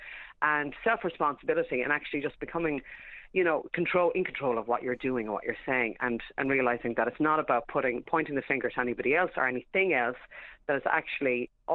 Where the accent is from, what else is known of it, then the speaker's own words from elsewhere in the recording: Ireland; being Irish